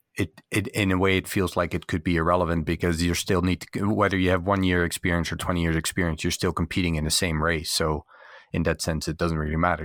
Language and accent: English; Canada; as a Canadian